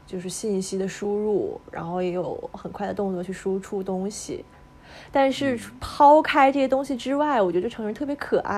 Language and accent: Chinese; Northeast China, China; moved away as an adult; also born or lived in Zhejiang; now in Shanghai, China; 我是东北人，